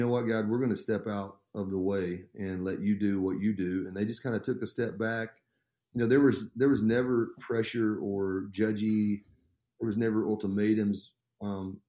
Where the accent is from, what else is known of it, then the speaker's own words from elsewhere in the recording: Florida, United States; I was born in Florida. My parents were living down there. My dad was going to a Bible college